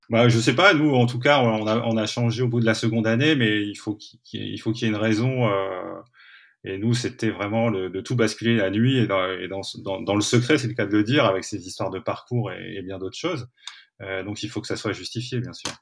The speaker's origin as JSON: {"language": "French", "town": "Aulnoye-Aymeries", "region": "Hauts-de-France", "country": "France", "tie": "born or raised there", "said": "dans une petite ville qui s'appelle olno emery où j'ai grandi"}